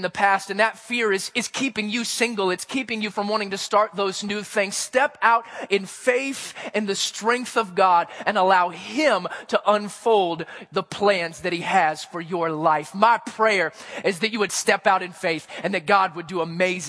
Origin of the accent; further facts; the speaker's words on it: Missouri, United States; where I grew up in Missouri